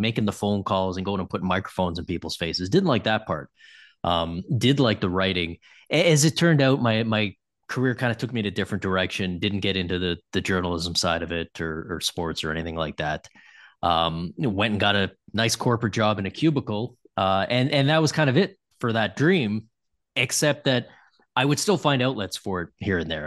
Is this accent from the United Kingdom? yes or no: no; Toronto, Ontario, Canada; I grew up in Toronto